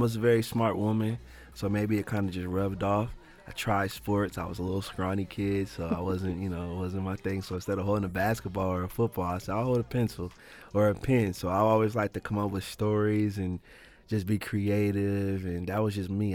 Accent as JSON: {"language": "English", "town": "Canton", "region": "Ohio", "country": "United States", "tie": "born or raised there", "also_born_or_lived": "Plain Township, Ohio", "said": "growing up in Canton, I grew up on the southeast side, and up until about I was six"}